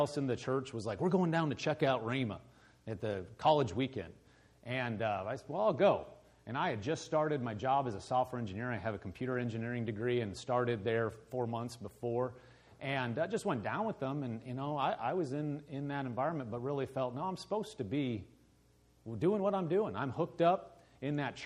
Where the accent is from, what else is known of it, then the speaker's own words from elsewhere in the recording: Omaha, Nebraska, United States; moved away as an adult; also born or lived in Lincoln, Nebraska / Oklahoma; now in Andover, United States; I'm born and raised in Omaha, Nebraska.